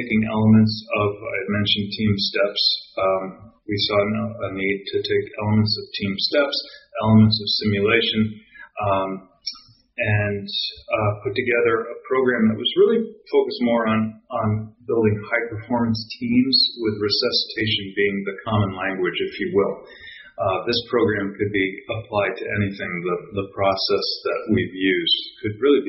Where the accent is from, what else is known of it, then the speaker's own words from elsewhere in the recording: Connecticut, United States; I started in EMS when I was 16 years old in the state of Connecticut as an explorer.